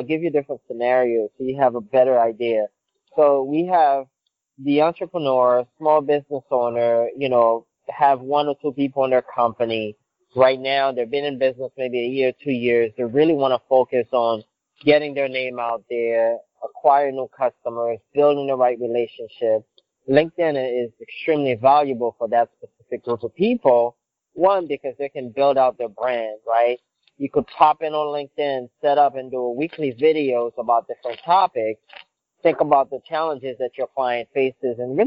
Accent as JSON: {"language": "English", "country": "Haiti", "tie": "born or raised there", "also_born_or_lived": "New Jersey, United States", "first_language": "Haitian Creole", "second_language": "English", "moved": "as an adult", "lives_now": "United States", "said": "So I'm originally from Haiti. I've been in the U.S. for about 20 years. English is my third language."}